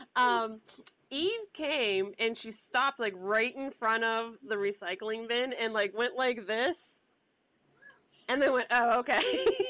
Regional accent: the South, United States; accent: Southern mixed with Pittsburghese; moved away; also born or lived in Pittsburgh, Pennsylvania; who grew up in the South

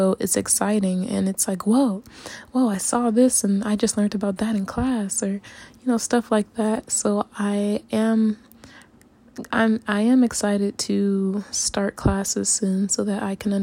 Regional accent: United States; moved away as an adult; now in Japan; me being very American

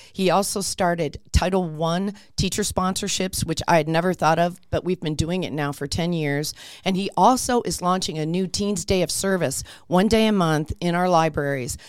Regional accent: Warren, Pennsylvania, United States; moved away as an adult; also born or lived in Midtown Manhattan, New York / Long Island, New York; now in Peoria, Arizona, United States; actually born in a little town called Warren, Pennsylvania

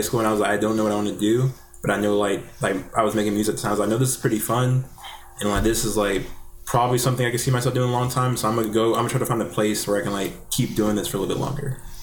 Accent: Jacksonville, Alabama, United States; I'm born and raised in uh, Jacksonville

